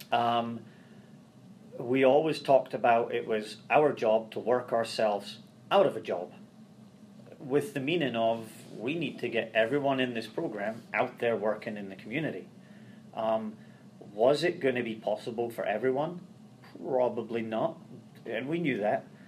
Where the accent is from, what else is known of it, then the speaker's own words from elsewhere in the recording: Scotland, United Kingdom; moved away as an adult; now in Ohio, United States; Growing up in Scotland